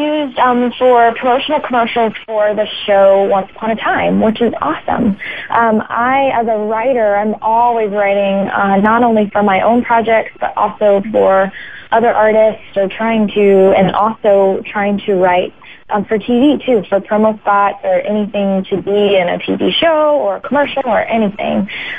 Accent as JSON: {"language": "English", "region": "Ohio", "country": "United States", "tie": "born or raised there", "also_born_or_lived": "Alabama / Florida", "said": "Yes, I was born in Ohio and kind of moved around, lived there and in Alabama and then in Florida."}